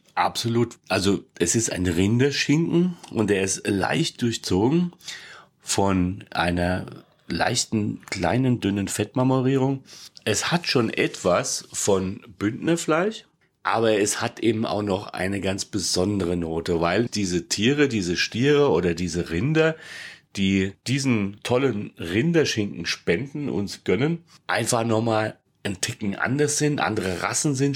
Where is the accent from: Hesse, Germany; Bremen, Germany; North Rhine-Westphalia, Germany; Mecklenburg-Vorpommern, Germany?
Hesse, Germany; ich bin halt Hesse